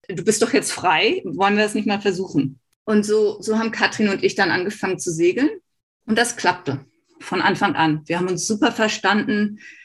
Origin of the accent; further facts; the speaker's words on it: Hamburg, Germany; moved away as an adult; now in Australia; Ich bin auf der Alster in Hamburg ähm, groß geworden und habe da segeln gelernt